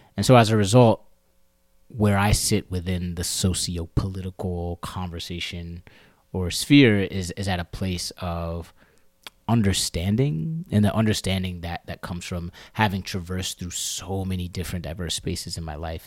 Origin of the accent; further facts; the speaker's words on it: Maryland, United States; moved away as an adult; now in New York, United States; I was born and raised in Maryland, uh, right outside of the D C area